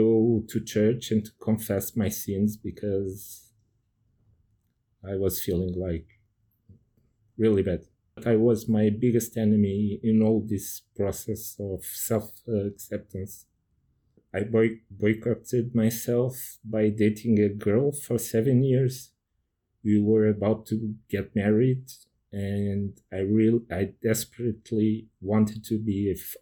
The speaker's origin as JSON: {"language": "English", "country": "Portugal", "said": "I'm from Portugal"}